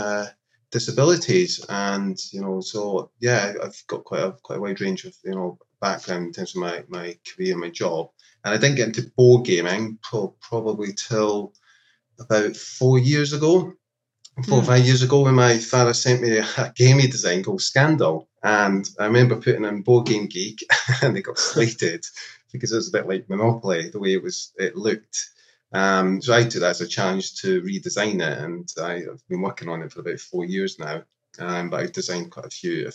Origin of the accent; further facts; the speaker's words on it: Scotland, United Kingdom; moved away; also born or lived in London; I was from Scotland originally